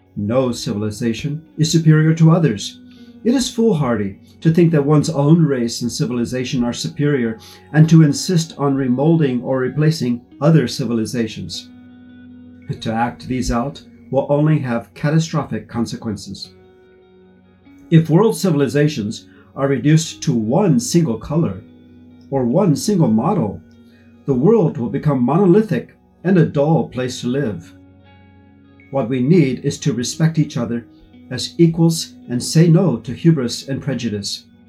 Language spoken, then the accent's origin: English; United States; moved away as an adult; now in Xiamen, China; from the United States, a professor at Xiamen University